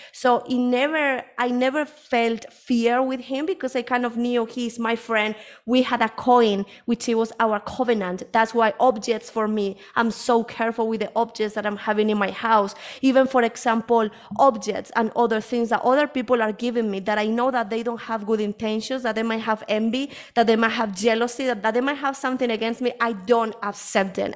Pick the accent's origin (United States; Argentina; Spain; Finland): Spain; moved away as an adult; also born or lived in United Kingdom; now in Colombia; I was born here in Colombia. This is where I am at the moment. Um, but when I was a, around five or six years, I, uh, my family moved, my mom moved to Spain